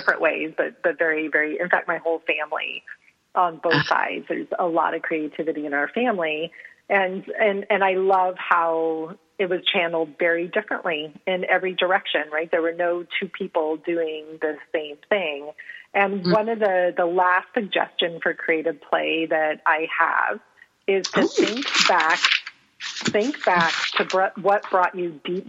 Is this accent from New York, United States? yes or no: no; San Antonio, Texas, United States; I grew up in San Antonio, Texas